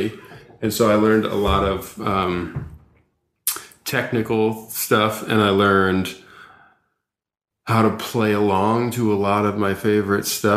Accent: Long Island, New York, United States; born or raised there; moved away as an adult; also born or lived in Greenwich Village, New York City; now in Los Angeles, United States

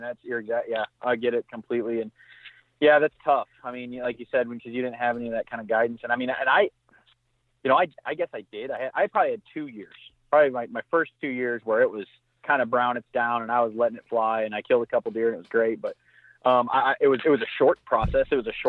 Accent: Michigan, United States; I mean, again, growing up in Southwest Michigan, and I say big mature, I mean, he's 140 inch 9 pointer.

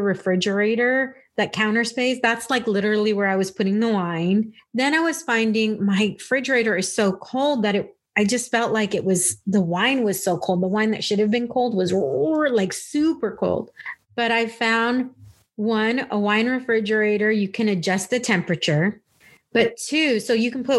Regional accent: California, United States; now in Texas, United States; when I moved to Texas, growing up in California

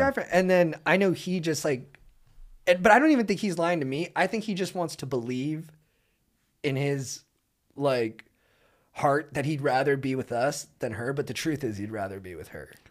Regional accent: Southern California, United States; I grew up in Southern California

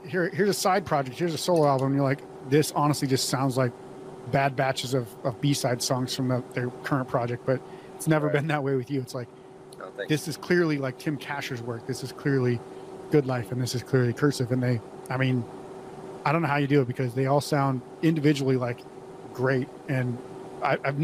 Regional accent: Montana, North Dakota, United States; I grew up in North Dakota, Montana, and it's very similar

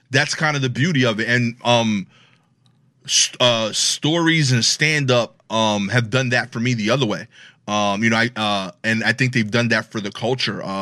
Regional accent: Brooklyn, New York, United States; I talk. I have an accent. Yeah, yeah, yeah. I'm from Brooklyn.

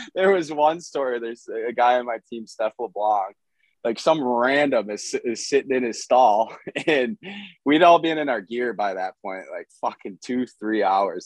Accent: Michigan, United States; I'm from Michigan.

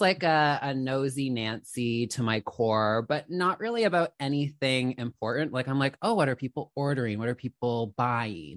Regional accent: Canada; also born or lived in Toronto; I'm a Canadian girly, I'm in Toronto

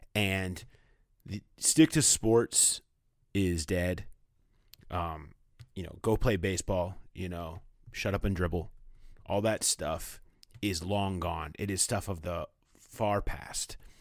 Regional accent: Toronto, Ontario, Canada; moved away as an adult; I was raised in Mimico, a small neighborhood just outside of Toronto, Canada

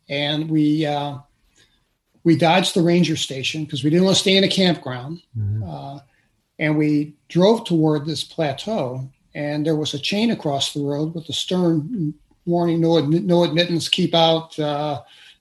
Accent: St. Louis, Missouri, United States; I grew up in St. Louis City

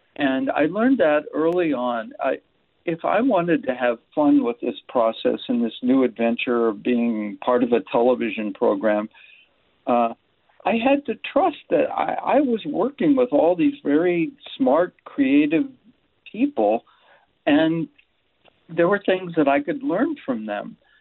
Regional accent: Erie, Pennsylvania, United States; I watched my dad go to work on the railroad when I was growing up in Erie, Pennsylvania

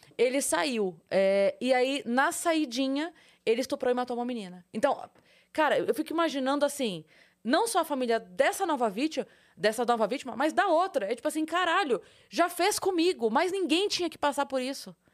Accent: Sorocaba, São Paulo, Brazil; eu sou de Sorocaba

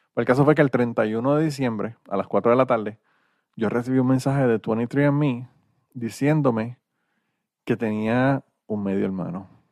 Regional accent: Puerto Rico; yo soy boricua

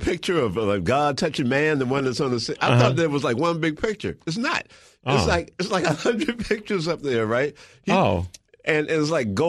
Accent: United States; being an American

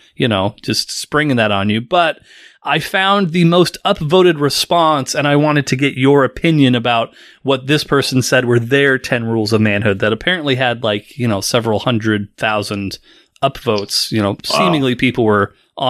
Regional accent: United States; we as Americans

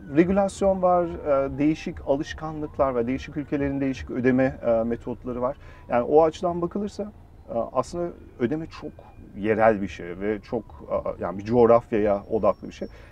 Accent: Germany; moved away as an adult; now in Turkey; bütün hayatım aslında Almanya'da doğdum, büyüdüm.

